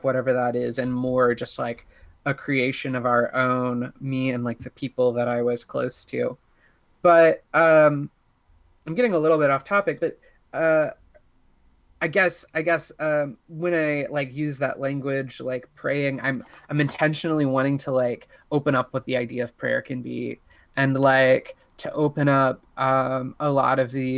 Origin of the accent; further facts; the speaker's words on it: Southern Indiana, United States; I grew up in Southern Indiana